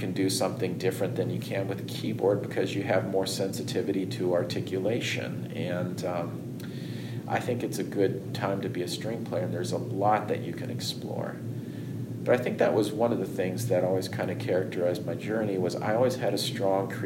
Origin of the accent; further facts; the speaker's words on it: outside of Houston, Texas, United States; moved away; also born or lived in New York; the area I grew up in outside of Houston